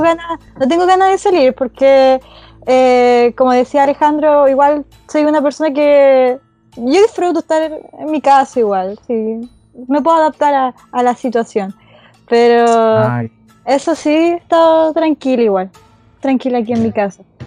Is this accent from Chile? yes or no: yes; Talca, Maule, Chile; soy de la región del Maure. soy de Talca